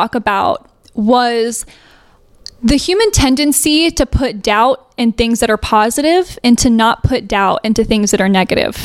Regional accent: Fisherville, Tennessee, United States; moved away; I really didn't come from the industry. I came from Fisherville, Tennessee

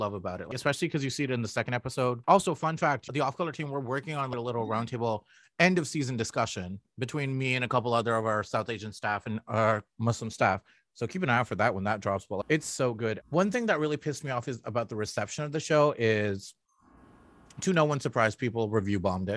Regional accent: Toronto, Ontario, Canada; I'm from Scarborough

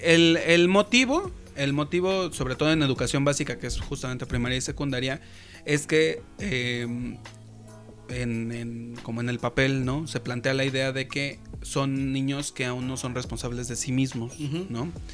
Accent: Mexico City, Mexico; moved away; yo también soy de Iztapalapa

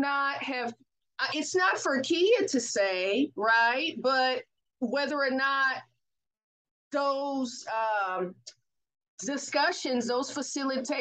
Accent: Oakland, California, United States; I'm from the Oakland Bay Area

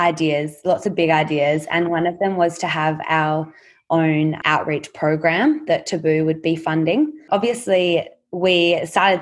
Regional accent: Australia; us as Australian girls growing up in extremely privileged communities and school communities

